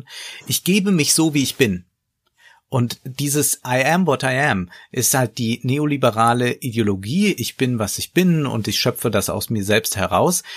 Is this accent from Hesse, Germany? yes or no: no; Koblenz, Rhineland-Palatinate, Germany; Also daher komme ich, ich komme aus Koblenz